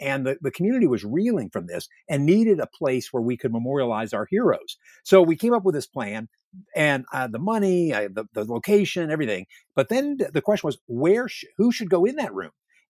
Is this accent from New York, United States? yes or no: no; Virginia, United States; I grew up in Northern Virginia in an outpost of Southern patrimony in a way, believing that Lee was a great Southern gentleman.